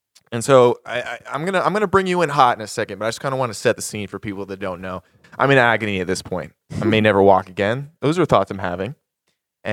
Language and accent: English; the South, United States; I grew up in the South